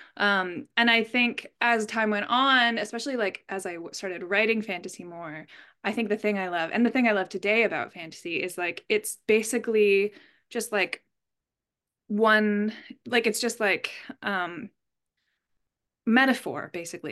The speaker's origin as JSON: {"language": "English", "country": "Canada", "said": "I'm Canadian."}